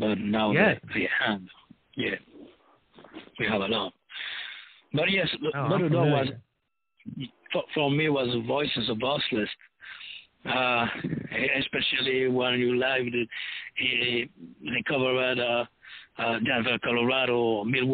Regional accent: Paris, Île-de-France, France; now in Toulouse, France; I'm born and raised in Paris

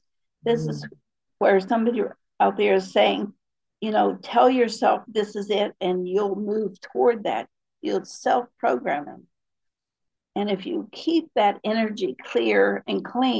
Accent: Appalachia, United States; I was raised in Appalachia.

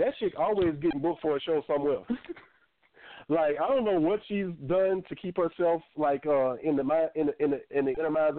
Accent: the South, United States; I'm from the South

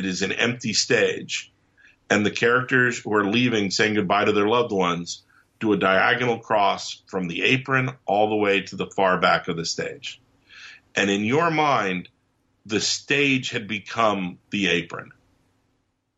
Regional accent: England, United Kingdom; when I was growing up in England

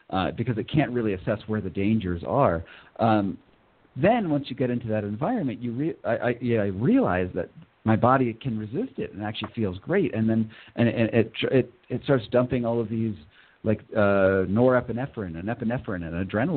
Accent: Northeast, United States; I grew up in the Northeast in America, and there's Lyme disease all over there.

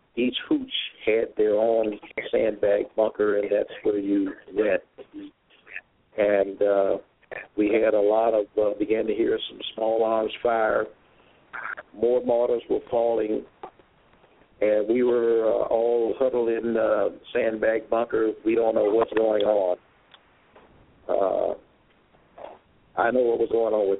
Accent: Ocala, Florida, United States; I'm originally from Ocala, Florida. That's a town in central Florida, as well as born and raised

